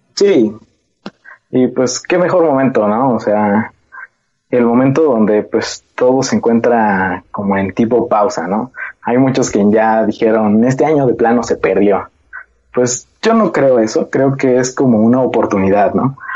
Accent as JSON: {"language": "Spanish", "country": "Mexico", "said": "como mexicanos somos un poco rebeldes"}